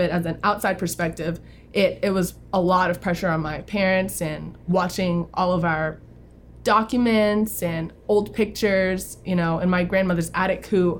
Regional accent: New Orleans, Louisiana, United States; now in Dallas, United States; I am from New Orleans. I was born there and raised there until Hurricane Katrina, which located me to Dallas, Texas. But I have roots in New Zealand as well, so I get to go back very often.

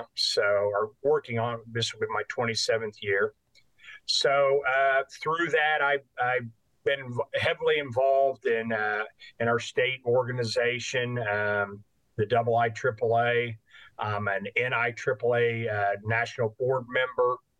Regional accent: Bloomington, Indiana, United States; moved away as an adult; also born or lived in Mooresville, Indiana; I grew up in Bloomington. I was a three-sport athlete at Bloomington North High School

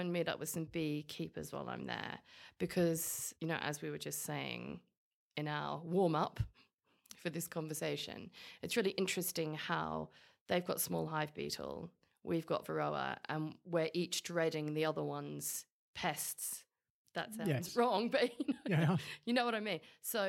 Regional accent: London, United Kingdom; Because I'm a Londoner.

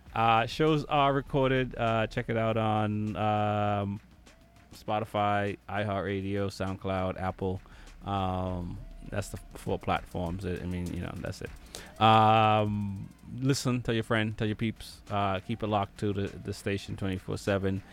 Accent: Jamaica; now in United States; growing up in Jamaica. Um, well, a little bit of my life in Jamaica, most of my life in the U.S. now.

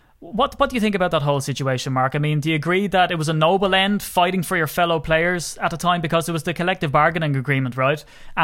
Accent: Ireland; accent: Irish; People are used to my dulcet Irish tones, if that's what we can call them. I always trumpet the whole Irish connection to Green Bay.

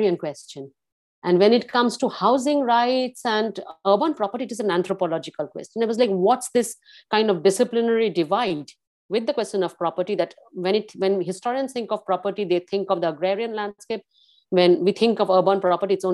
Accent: Kolkata, West Bengal, India; moved away; I grew up in Calcutta in some ways

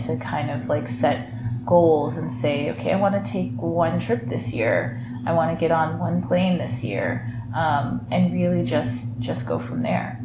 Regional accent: Michigan, United States; growing up in Michigan, like we both did

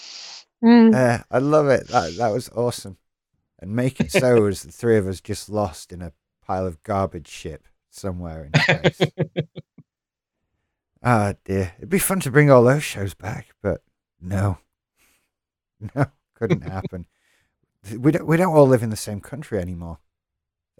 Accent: United Kingdom; as a British person

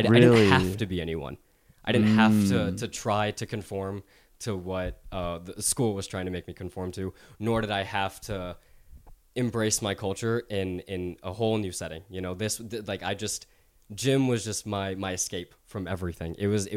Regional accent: Knoxville, Tennessee, United States; growing up in Knoxville, Tennessee, a very predominant Caucasian town, and going to a Christian school as a Muslim, like I was born and raised as a Muslim.

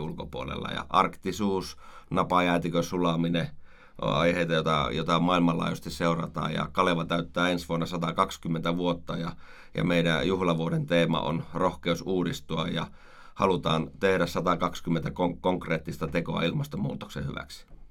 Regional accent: Oulu, North Ostrobothnia, Finland; also born or lived in Rovaniemi; now in Oulu, Finland; Olen syntynyt Oulussa, joo, kyllä. Eli sieltä kotoisin.

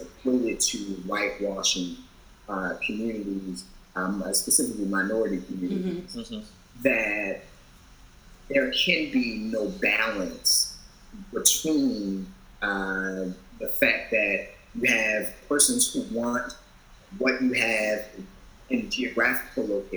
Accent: Baltimore, Maryland, United States; I'm from Baltimore

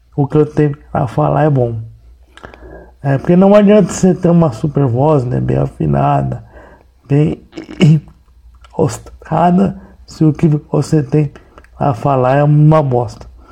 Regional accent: São Paulo, Brazil; eu sou jornalista, eu sou de São Paulo

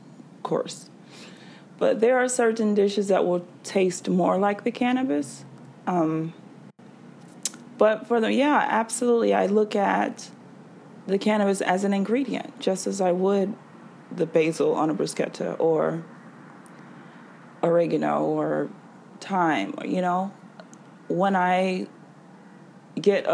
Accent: the South, United States; I'm from the South

